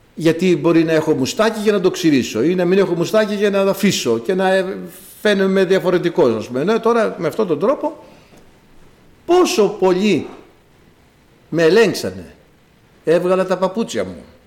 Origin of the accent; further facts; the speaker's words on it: Greece; Είμαστε Έλληνες ως προς το γένος το σαρκικό, το γήινο